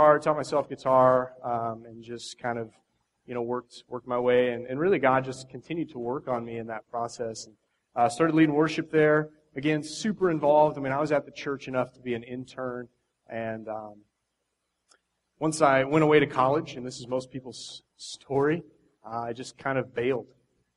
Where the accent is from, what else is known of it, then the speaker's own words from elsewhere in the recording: Indiana, United States; moved away as an adult; I grew up 20 years in Indiana. I was there for the first 20 years of my life.